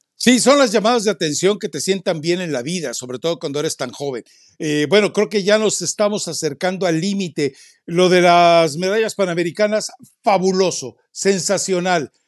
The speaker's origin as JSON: {"language": "Spanish", "country": "Mexico", "said": "como mexicano"}